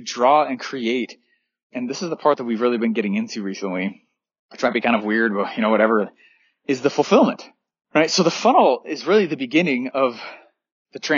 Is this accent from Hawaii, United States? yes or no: no; Denver, Colorado, United States; I grew up in Denver, Colorado.